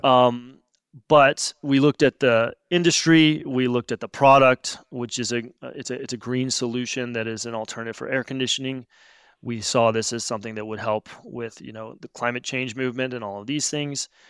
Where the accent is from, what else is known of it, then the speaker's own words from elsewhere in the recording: Missouri, United States; moved away as an adult; I grew up in Missouri